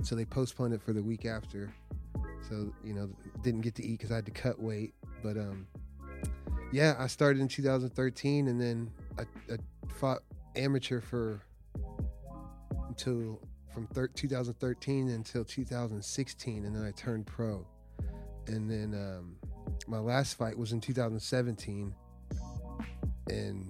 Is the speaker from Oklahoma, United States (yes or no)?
yes; Norman, Oklahoma, United States; I'm from Norman. I went to Norman North